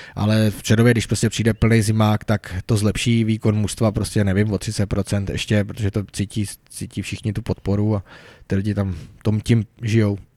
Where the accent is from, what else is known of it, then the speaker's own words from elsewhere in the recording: Bohemia, Czechia; jsem tam byl snad jediný eh, člověk jako z větší dálky jako z Čech